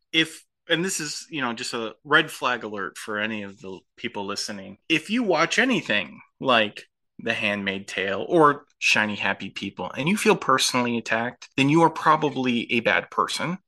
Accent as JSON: {"language": "English", "region": "Midwest", "country": "United States", "tie": "born or raised there", "said": "We, we grew up in the Midwest"}